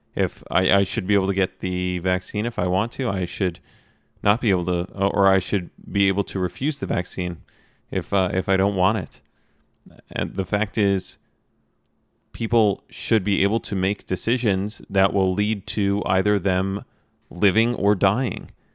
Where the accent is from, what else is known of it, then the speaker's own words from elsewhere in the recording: United States; me being an American